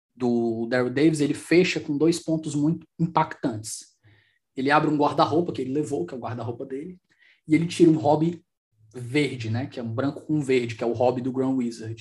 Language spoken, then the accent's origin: Portuguese; Brazil; os outros países me identificam como brasileiro